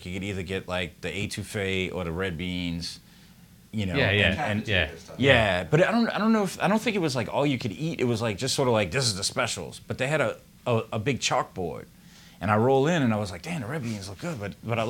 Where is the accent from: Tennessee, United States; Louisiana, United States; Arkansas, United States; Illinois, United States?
Louisiana, United States; New Orleans; I grew up in New Orleans East.